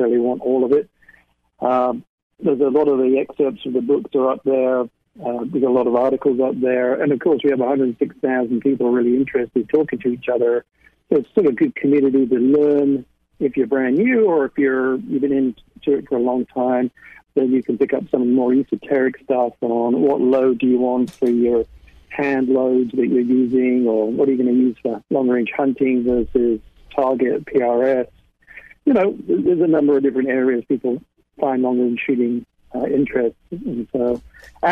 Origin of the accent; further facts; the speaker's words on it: United Kingdom; moved away; I grew up in the United Kingdom